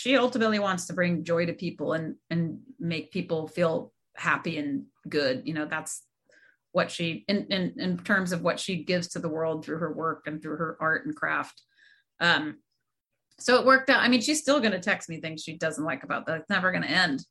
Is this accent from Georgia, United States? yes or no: yes; Georgia, United States; I was born and raised in Georgia